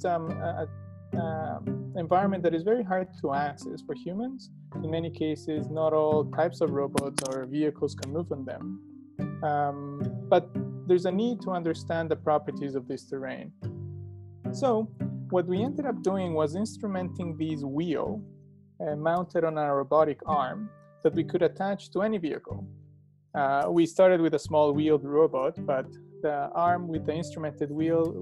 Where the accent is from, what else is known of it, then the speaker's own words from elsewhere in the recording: Ecuador; moved away as an adult; now in Alberta, Canada; I'm from Ecuador in South America, and I've been living in Canada almost for 15 years. I came here to do my undergraduate